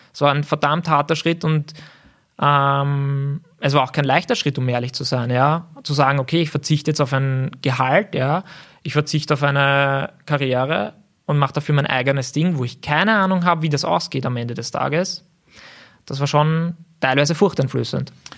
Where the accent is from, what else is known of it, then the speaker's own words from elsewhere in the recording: Gersdorf, Austria; ich bin in Gersdorf aufgewachsen